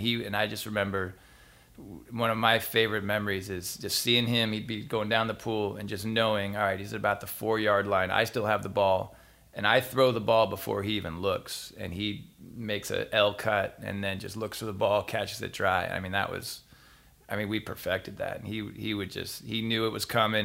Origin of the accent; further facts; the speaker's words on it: San Diego, California, United States; I grew up in San Diego